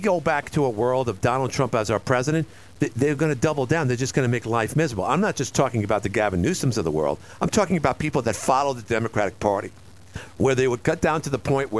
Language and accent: English; New York City, New York, United States; growing up in New York